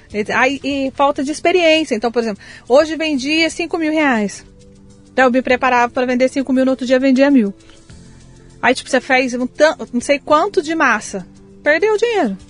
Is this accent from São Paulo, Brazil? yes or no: no; Passa Quatro, Minas Gerais, Brazil; moved away; also born or lived in Taubaté; Nasci em Passa Quatro, Minas